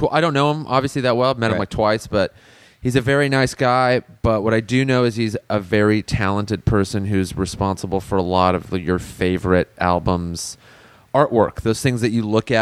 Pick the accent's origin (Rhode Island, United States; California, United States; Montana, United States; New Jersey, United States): California, United States; La Crescenta; Growing up around La Crescenta